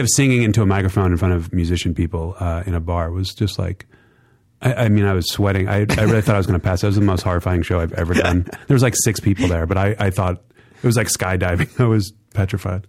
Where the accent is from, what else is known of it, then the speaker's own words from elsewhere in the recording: New York, United States; moved away as an adult; also born or lived in San Diego; I was from New York